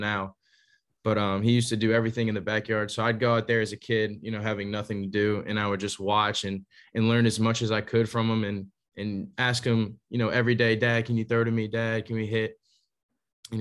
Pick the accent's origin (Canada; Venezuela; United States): United States; Slidell, Louisiana; also born or lived in Berwick, Louisiana; I grew up in Slidell, Louisiana. It's right outside of New Orleans.